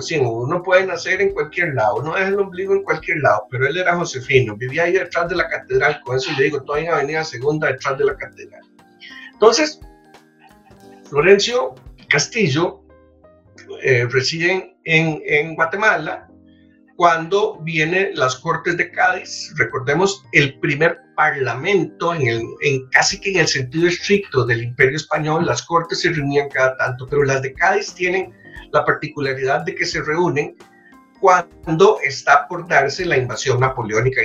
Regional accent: San José, Costa Rica; A mucho orgullo lo digo como josefino, un josefino. A mucho orgullo lo digo como costarricense.

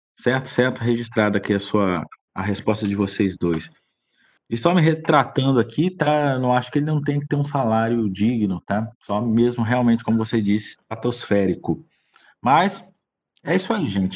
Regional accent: Brazil; nós somos brasileiros

